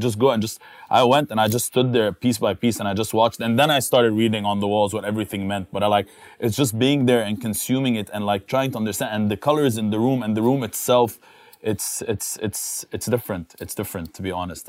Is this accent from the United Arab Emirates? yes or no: yes; Dubai, United Arab Emirates; As someone that has lived here all his life, hung out, raised with Filipinos, played basketball